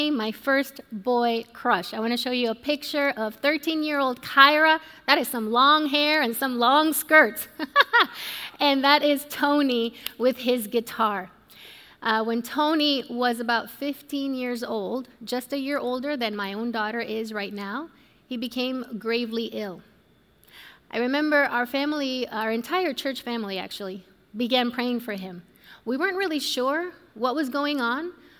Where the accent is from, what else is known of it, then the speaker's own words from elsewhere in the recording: Puerto Rico; I was born and raised in Puerto Rico